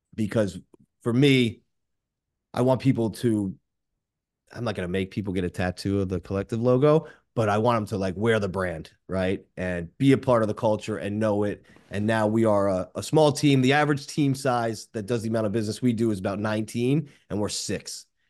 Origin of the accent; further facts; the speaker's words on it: Boca Raton, Florida, United States; a five eight Jewish guy from Boca Raton